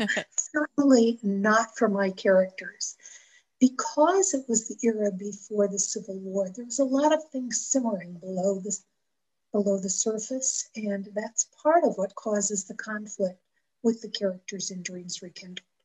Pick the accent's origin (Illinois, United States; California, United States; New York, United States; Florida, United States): New York, United States; Buffalo; now in Cheyenne, United States; I was raised outside of Buffalo, New York.